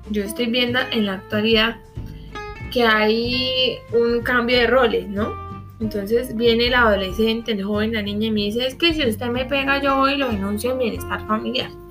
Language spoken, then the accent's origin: Spanish; Colombia; nosotros tenemos la costumbre, como colombianos que somos, porque eso ya es cultura, de que acá no se hace nada